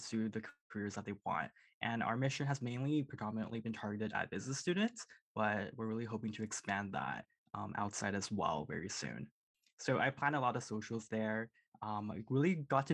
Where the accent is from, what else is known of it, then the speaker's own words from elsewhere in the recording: Surrey, British Columbia, Canada; moved away as an adult; now in Kingston, Canada; I grew up in Surrey, so a pretty small suburban town.